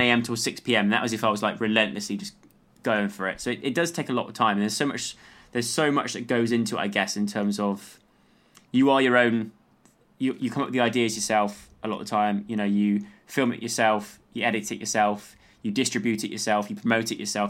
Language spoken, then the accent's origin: English; Lacock, South West England, United Kingdom; growing up in the countryside, I grew up in, um, in Wiltshire